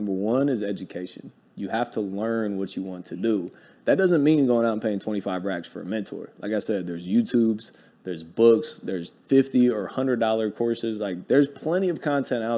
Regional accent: Ohio, United States; I'm from Ohio

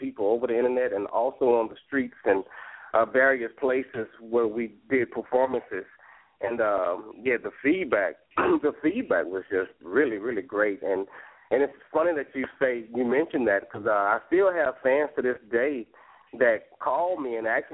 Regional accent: Louisiana, United States; moved away as an adult; also born or lived in Bay Area, California; I'm born and raised in the South, Louisiana.

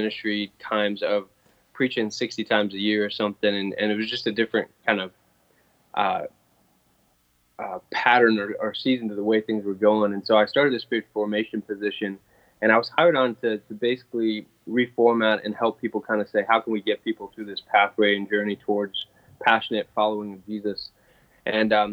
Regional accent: Pennsylvania, United States; moved away as an adult; also born or lived in Indiana; now in Buffalo, United States; when I grew up in Pennsylvania

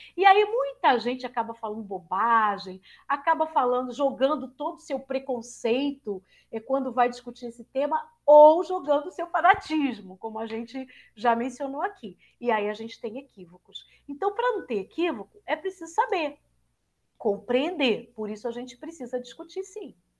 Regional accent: Rio de Janeiro, Brazil; Eu sou carioca e fiz toda a minha formação é, no Rio de Janeiro.

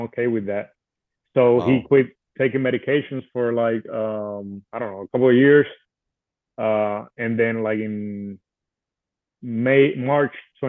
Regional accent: Puerto Rico; I was born and raised in Puerto Rico.

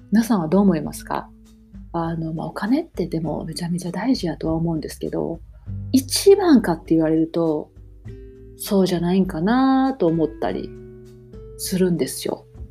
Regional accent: Japan; moved away as an adult; now in Toronto, Canada; 私もね、日本で生まれ育ってるし

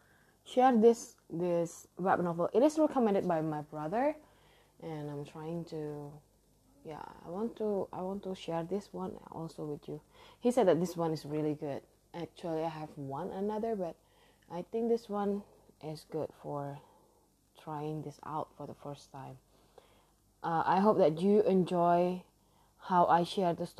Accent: Indonesia; English is a second language; I am from Indonesia and English actually is not my first language

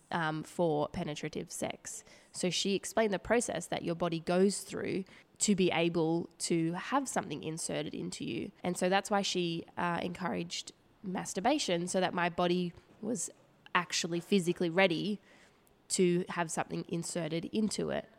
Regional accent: Woy Woy, New South Wales, Australia; I grew up on the Central Coast. um, with my family there in a little town called Woi Woi

